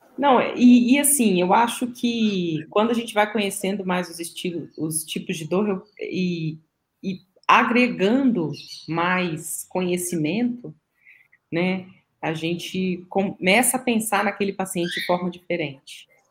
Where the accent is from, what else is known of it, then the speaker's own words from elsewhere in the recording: Minas Gerais, Brazil; eu, como uma boa mineira